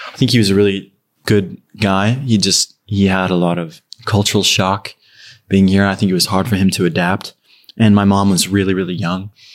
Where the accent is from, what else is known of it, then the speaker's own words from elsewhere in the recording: Ogden, Utah, United States; moved away as an adult; also born or lived in Far West, Utah; now in Los Angeles, United States; I'm from, um, it's called Ogden City. It's, like, a little north of Salt Lake